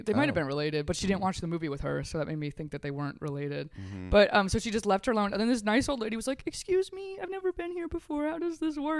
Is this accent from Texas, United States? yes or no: yes; Texas, United States; The town I'm from in Texas